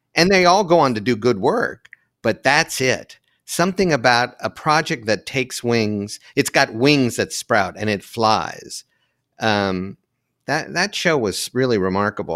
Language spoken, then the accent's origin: English; London, Ohio, United States; moved away as an adult; also born or lived in New York City / Hudson Valley; growing up in Ohio